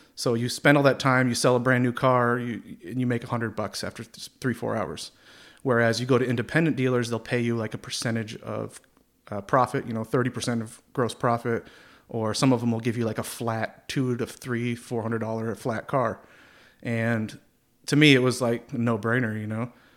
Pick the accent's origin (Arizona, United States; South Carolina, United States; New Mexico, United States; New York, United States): New York, United States; Plattsburgh; also born or lived in Orlando, Florida; born and raised in Plattsburgh here